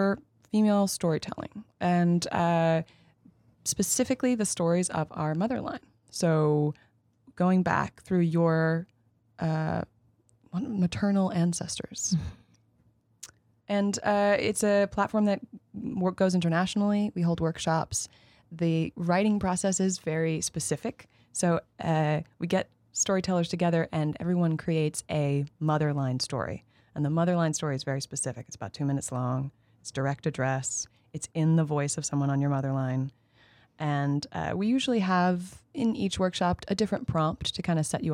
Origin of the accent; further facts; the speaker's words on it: just north of New York City, United States; I am a New Yorker, born and raised, but technically I'm from just north of the city